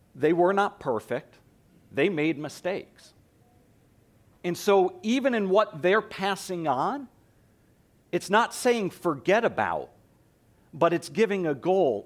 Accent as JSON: {"language": "English", "region": "East Coast", "country": "United States", "tie": "born or raised there", "moved": "yes", "said": "I grew up on the East Coast, so it was a shock to me when I moved out here"}